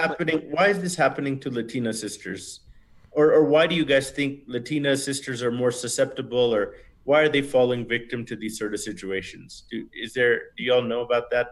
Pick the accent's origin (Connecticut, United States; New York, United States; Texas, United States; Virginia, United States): Texas, United States; Houston; moved away as an adult; now in Bogota, Colombia; my hometown is Houston